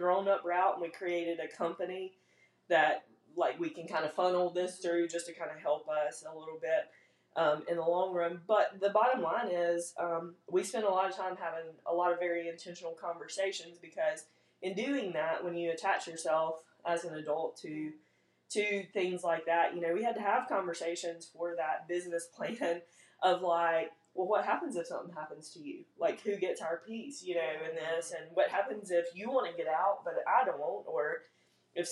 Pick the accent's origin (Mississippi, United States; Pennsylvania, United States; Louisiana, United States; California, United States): Mississippi, United States; Big Level; moved away as an adult; now in Hattiesburg, United States; I live in Hattiesburg now, but I'm not from Hattiesburg. Grew up in Big Level on a farm